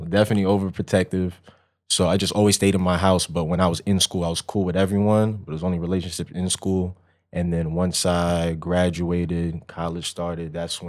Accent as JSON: {"language": "English", "town": "Long Island", "region": "New York", "country": "United States", "also_born_or_lived": "Connecticut / North Carolina / Texas", "said": "I was born in New York and then moved around different spots in New York and then moved to Connecticut, then moved to North Carolina, then Texas. So by the time I got back to Long Island, where I'm from"}